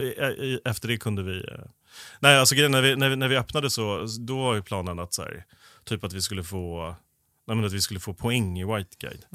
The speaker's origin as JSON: {"language": "Swedish", "town": "Stockholm", "region": "Stockholm County", "country": "Sweden", "tie": "born or raised there", "said": "jag är förorts, förortsunge från eh, Stockholm, ah. så jag har bott både norr och söder om stan"}